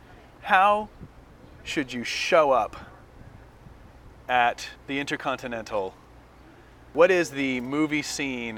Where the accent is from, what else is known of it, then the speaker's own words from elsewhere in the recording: Northern California, United States; I grew up in Northern California